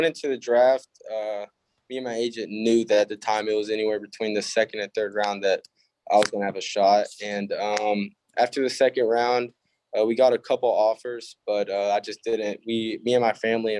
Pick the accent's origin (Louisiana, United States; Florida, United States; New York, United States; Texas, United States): Texas, United States; Barbers Hill High School; We are a 5A. So in Texas, it goes up to 6A